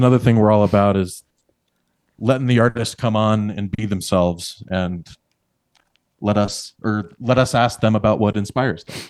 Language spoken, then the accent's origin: English; Billings, Montana, United States; moved away as an adult; now in Red Lodge, United States; I come from Billings, just sixty miles down the road